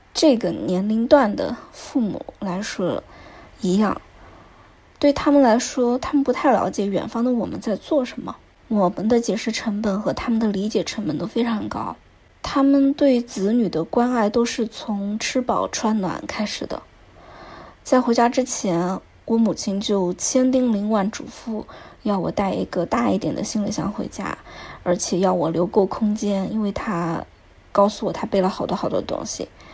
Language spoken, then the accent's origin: Chinese; Chengdu, Sichuan, China; moved away as an adult; now in Shanghai, China; 作为一个四川人，我到现在都还是一个成都胃啊